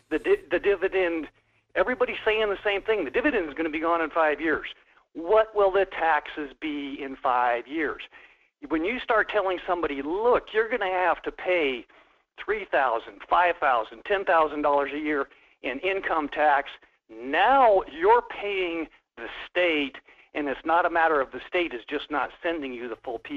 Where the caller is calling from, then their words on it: Wasilla, Alaska, United States; Yeah, this is … uh, from Wasilla.